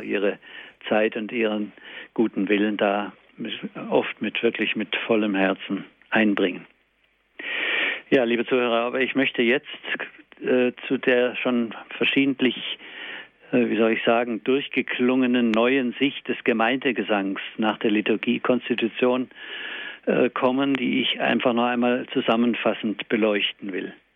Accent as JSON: {"language": "German", "country": "Germany", "said": "bei uns in Deutschland"}